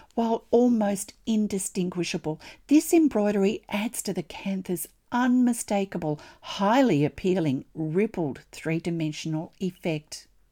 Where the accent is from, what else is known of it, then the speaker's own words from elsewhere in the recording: Australia; I'm an Australian textile artist, teacher, judge, blogger, and Stitch enthusiast.